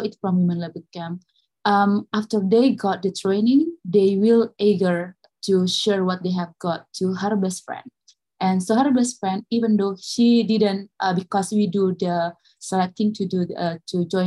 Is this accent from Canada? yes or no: no; Makassar, South Sulawesi, Indonesia; I am from Makassar, South Sulawesi, Indonesia.